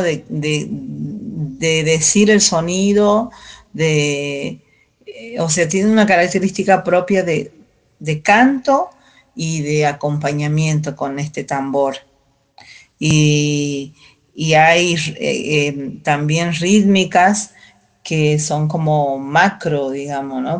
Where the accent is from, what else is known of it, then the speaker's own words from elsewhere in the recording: Calchaquí Valleys, Salta, Argentina; coplera de Salta, norte de Argentina, valles calchaquíes, Em, Andes, zona de 3.000 metros de altura en adelante. Eh, nací en ese espacio de la tierra